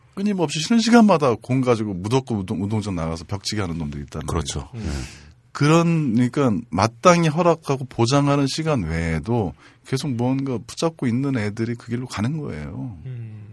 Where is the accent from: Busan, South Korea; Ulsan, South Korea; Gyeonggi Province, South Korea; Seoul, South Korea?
Seoul, South Korea; Janghui-dong; 장희동에서 태어났고요. 음. 남대문중학교, 보성고등학교, 동국대학교 요 순서대로 어, 학교는 갔으나